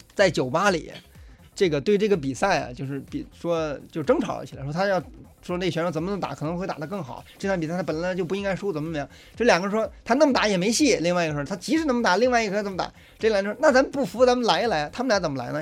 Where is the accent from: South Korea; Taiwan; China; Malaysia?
China; also born or lived in Brazil; 我们中国人的这种肠胃和脾胃是比较虚弱的